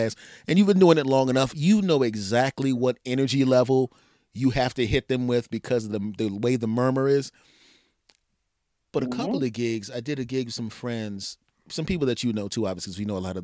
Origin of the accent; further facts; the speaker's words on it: Philadelphia, Pennsylvania, United States; Philly, my hometown